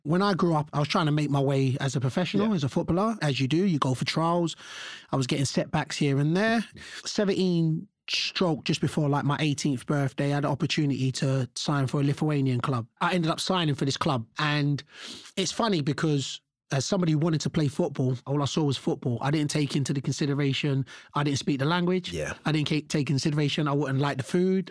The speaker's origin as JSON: {"language": "English", "region": "London", "country": "United Kingdom", "tie": "born or raised there", "said": "I was born and raised here in London."}